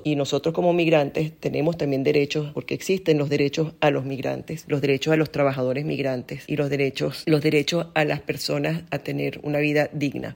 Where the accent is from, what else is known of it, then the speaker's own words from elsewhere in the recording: Venezuela; porque somos sus connacionales